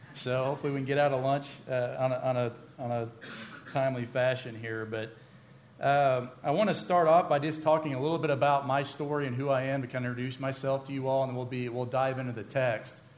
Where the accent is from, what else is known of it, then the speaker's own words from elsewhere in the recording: Vienna, United States; I grew up in Vienna